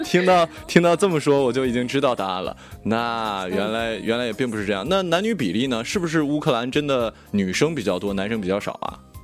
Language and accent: Chinese; China; 作为我们中国人